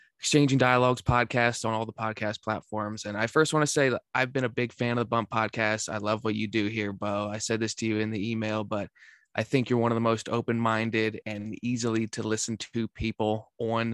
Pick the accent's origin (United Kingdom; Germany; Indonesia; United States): United States; Central Pennsylvania; also born or lived in Shippensburg, Pennsylvania; I'm from Central Pennsylvania, from a tiny town of like 3,000 people. My graduating class was 14